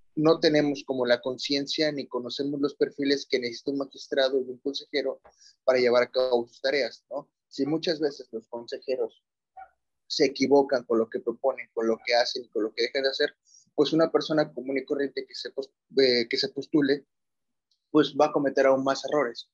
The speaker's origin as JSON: {"language": "Spanish", "country": "Mexico", "said": "como mexicanos"}